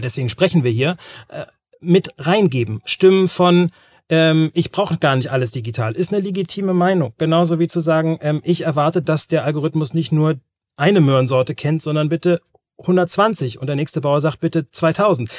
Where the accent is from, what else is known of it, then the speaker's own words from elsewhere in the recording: North Sea coast, Germany; moved away; in einem Dörfchen, da wo ich groß geworden bin, an der Nordseeküste